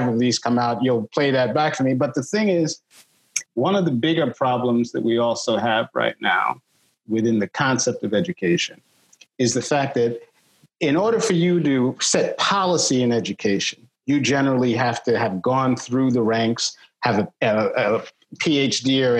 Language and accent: English; New York City, New York, United States; I was born in Manhattan, lived in the South Bronx, went to Bronx High School of Science